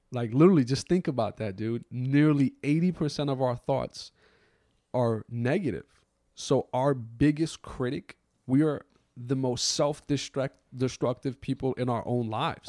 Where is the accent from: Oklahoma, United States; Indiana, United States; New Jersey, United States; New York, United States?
New York, United States; New York City; I grew up in New York City after September eleventh as someone who was of the Muslim faith.